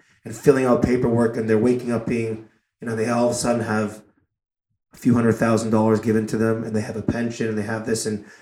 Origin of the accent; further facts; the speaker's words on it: Toronto, Ontario, Canada; growing up in Toronto